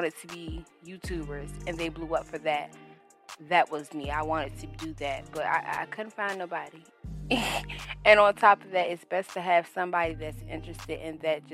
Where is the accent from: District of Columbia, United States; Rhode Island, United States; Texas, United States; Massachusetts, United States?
District of Columbia, United States; Washington; now in South Carolina, United States; I'm originally from Washington, D.C., but I now reside in South Carolina.